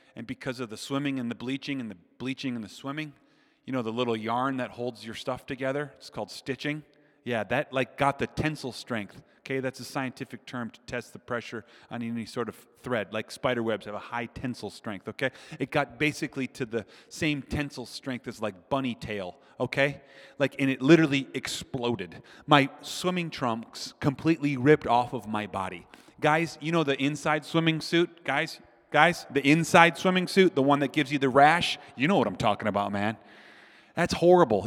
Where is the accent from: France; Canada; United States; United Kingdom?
United States; Minnesota; I'm from Minnesota